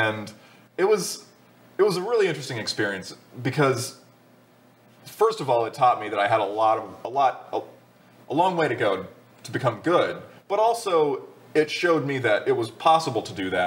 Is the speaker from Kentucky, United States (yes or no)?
yes; Ashland, Kentucky, United States; my hometown, Ashland, Kentucky